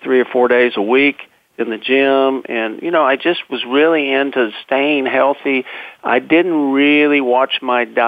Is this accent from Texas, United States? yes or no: yes; Texas, United States; moved away; I'm a Texan, a fifth-generation Texan, and I was living in Texas back then